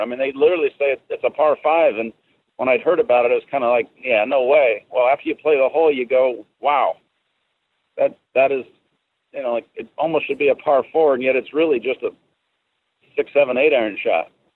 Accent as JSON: {"language": "English", "town": "Seattle", "region": "Washington", "country": "United States", "moved": "yes", "lives_now": "Orlando, United States", "said": "I'm originally from the Seattle area"}